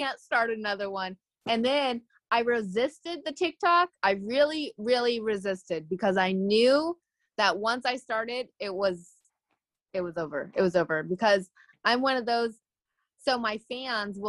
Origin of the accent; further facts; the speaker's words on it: California, United States; accent: like a Canadian accent with a little bit of twang; also born or lived in Philadelphia; now in New York, United States; I'm originally from California, but I live in New York